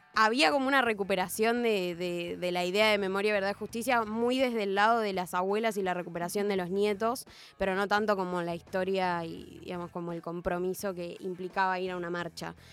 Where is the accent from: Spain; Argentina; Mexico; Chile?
Argentina; moved away; yo soy del interior